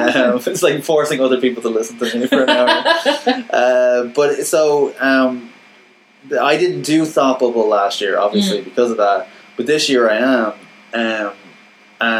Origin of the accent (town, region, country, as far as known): Ireland